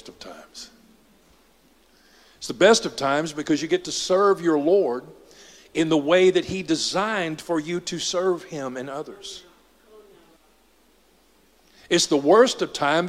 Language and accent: English; Dallas, Texas, United States; he decided to move us to Southeast Dallas.